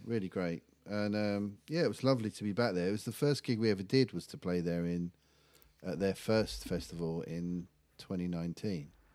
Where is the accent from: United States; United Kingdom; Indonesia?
United Kingdom; England; being English